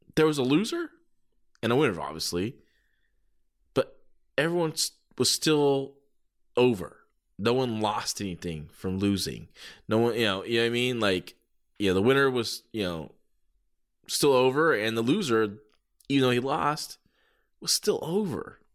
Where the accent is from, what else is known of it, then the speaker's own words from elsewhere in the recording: San Jose, California, United States; here in San Jose, my hometown